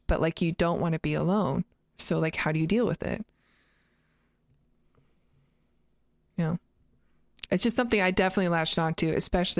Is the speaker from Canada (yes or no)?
yes; Canada; also born or lived in United States; But, like, I grew up in Canada and the U.S.